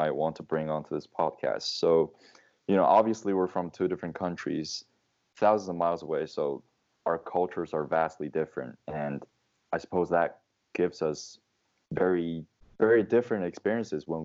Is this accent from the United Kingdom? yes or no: no; China; I was born in China